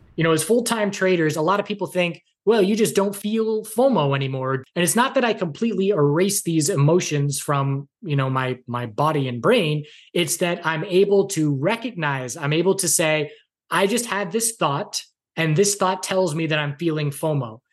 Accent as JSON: {"language": "English", "town": "Andover", "region": "Massachusetts", "country": "United States", "tie": "born or raised there", "also_born_or_lived": "Wilmington, North Carolina", "moved": "as an adult", "lives_now": "western North Carolina, United States", "said": "I grew up in Massachusetts, about a half hour north of Boston in Andover"}